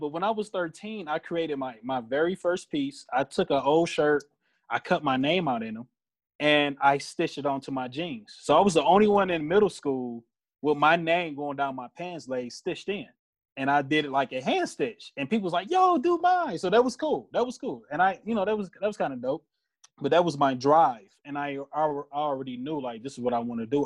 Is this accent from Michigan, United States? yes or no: yes; Detroit, Michigan, United States; I am a designer from Detroit